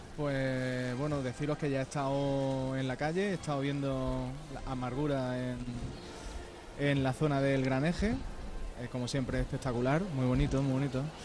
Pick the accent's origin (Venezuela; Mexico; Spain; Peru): Spain; Baeza, Andalusia; me voy a pasar por Baeza, me voy ahora para, mi pueblo